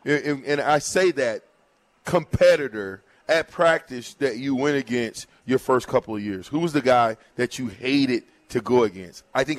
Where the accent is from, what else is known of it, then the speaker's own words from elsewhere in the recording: Nebraska, United States; yet and still, we're from Nebraska.